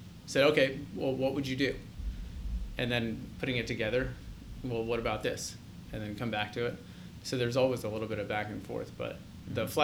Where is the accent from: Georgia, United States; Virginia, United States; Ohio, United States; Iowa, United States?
Ohio, United States; Gahanna; I grew up actually mainly in Columbus, Gahanna